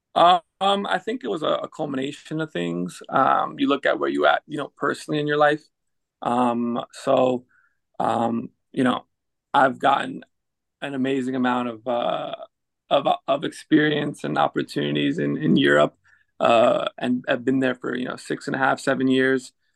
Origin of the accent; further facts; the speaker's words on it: United States; moved away as an adult; also born or lived in Netherlands / France / England / Belgium; now in Cincinnati, United States; playing for my hometown club